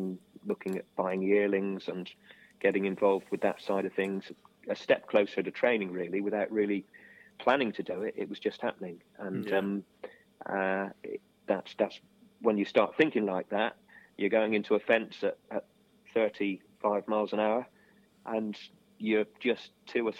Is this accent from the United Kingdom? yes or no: yes; Street, South West England, United Kingdom; we actually went to school together in Street